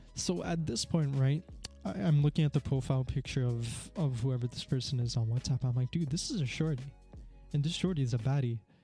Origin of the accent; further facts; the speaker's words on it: Canada; I'm from Canada